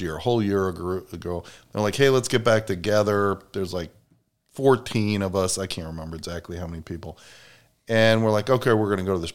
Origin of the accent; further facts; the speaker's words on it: Chicago, Illinois, United States; moved away; We're from Chicago